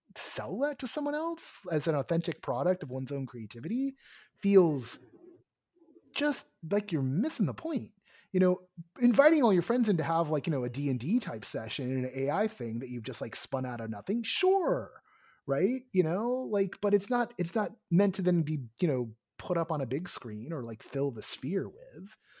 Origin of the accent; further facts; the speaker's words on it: Southern California, United States; I was born in Southern California